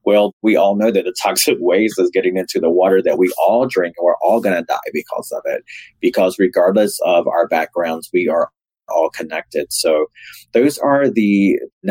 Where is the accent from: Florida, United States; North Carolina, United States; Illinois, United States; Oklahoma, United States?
North Carolina, United States; Raleigh; I grew up in Raleigh, North Carolina